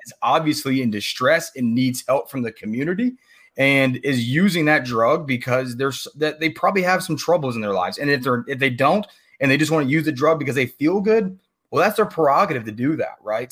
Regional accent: Virginia, United States; moved away; I grew up in Virginia. That's where I'm originally from. You know, I no longer live there

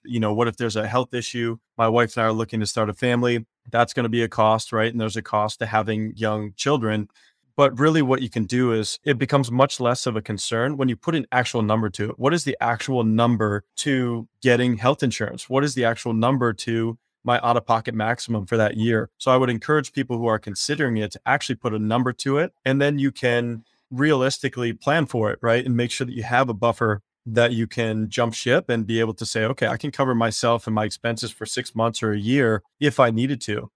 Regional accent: Wisconsin, United States; moved away as an adult; also born or lived in Spain / Caribbean; now in San Diego, United States; I grew up in Wisconsin

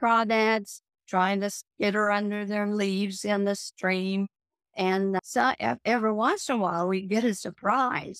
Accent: Joplin, Missouri, United States; also born or lived in Columbia, Missouri; I was brought up in Joplin, Missouri, and lived there for 20 years

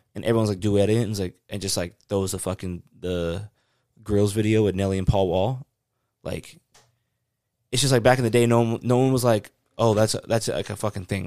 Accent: the South, United States; I grew up in the South

